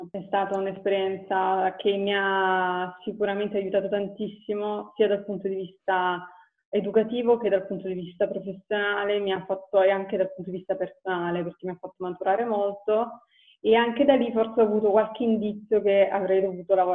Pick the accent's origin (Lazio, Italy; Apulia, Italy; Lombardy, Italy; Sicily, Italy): Apulia, Italy; moved away as an adult; now in Verona, Italy; mm, ho 31 anni, vivo a Verona e sono originaria della Puglia